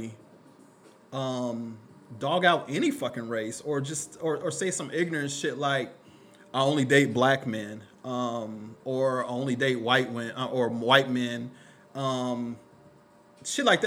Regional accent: Killeen, Texas, United States; I grew up in Killeen

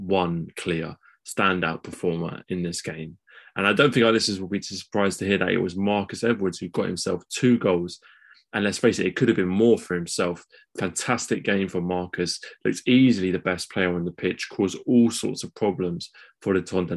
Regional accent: England, United Kingdom; as English guys

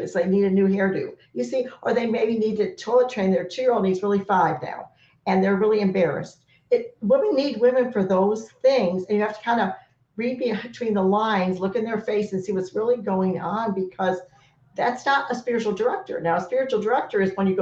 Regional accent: Florida, United States; I was from Florida

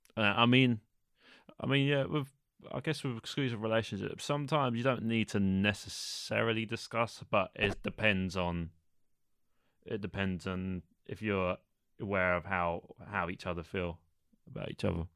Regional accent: London, United Kingdom; I'm from East London, which I'm sure you all know is in England

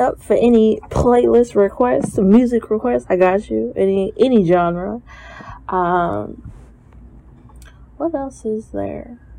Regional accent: St. Louis, Missouri, United States; also born or lived in Milwaukee, Wisconsin; I'm originally from Milwaukee, but I moved to St. Louis when I was 8. I graduated from Truman State University in 2015.

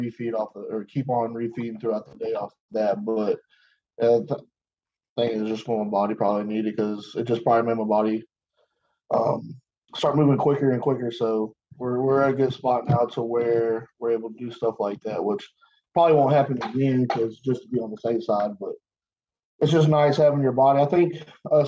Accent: Arkansas, United States; I'm from Arkansas

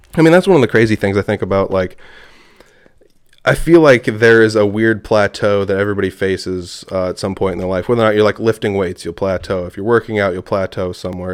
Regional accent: Humboldt, Iowa, United States; I'm from, uh, Humboldt, Iowa

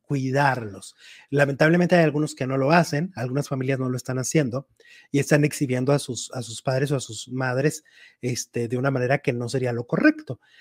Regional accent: Mexico; En México somos muy, muy, muy de humor negro

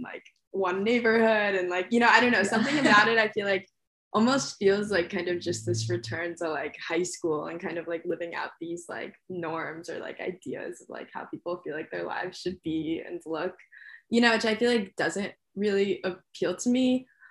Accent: New York City, New York, United States; It still would be like a different experience than the one I've had in the past growing up in New York City.

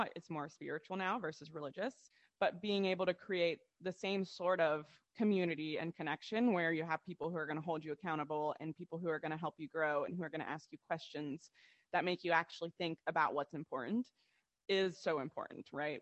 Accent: Ohio, United States; now in Charleston, United States; we're yeah from Ohio

